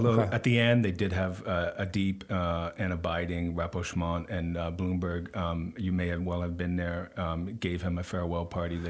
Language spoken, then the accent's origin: English; Stanford, California, United States; I grew up in Stanford, California.